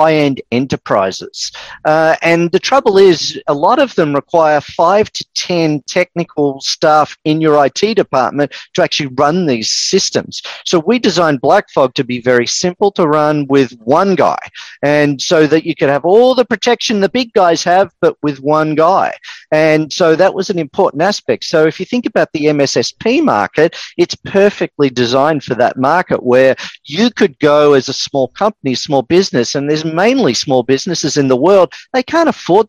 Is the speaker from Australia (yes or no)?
yes; Melbourne, Victoria, Australia; accent: Australian; also born or lived in east coast of the USA; now in United States; I'm actually originally from Melbourne